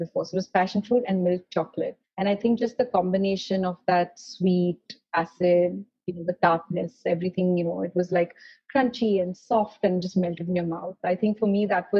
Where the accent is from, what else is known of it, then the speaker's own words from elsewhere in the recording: Mumbai, Maharashtra, India; also born or lived in Paris, France; growing up in Mumbai